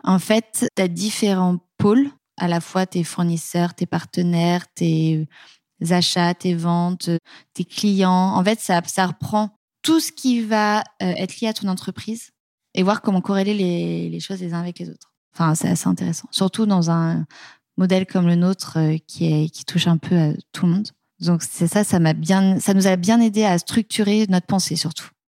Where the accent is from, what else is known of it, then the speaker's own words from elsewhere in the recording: the West, West of France, France; also born or lived in Paris; now in Nantes, France; Mon mari et moi, on vient de l'Ouest